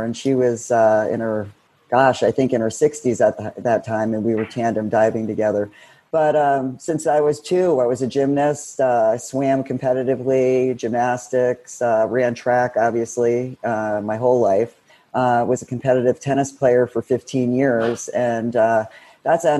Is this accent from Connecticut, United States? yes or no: yes; Connecticut, United States; also born or lived in South Florida; now in Florida, United States; I'm originally from Connecticut